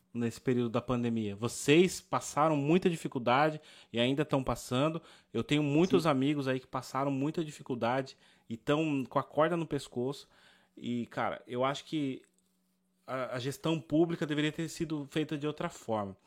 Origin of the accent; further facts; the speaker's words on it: Brazil; como brasileiro